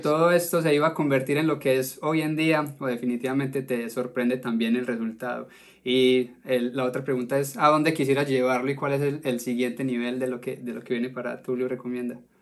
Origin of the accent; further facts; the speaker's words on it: Colombia; now in United States; como, como colombiano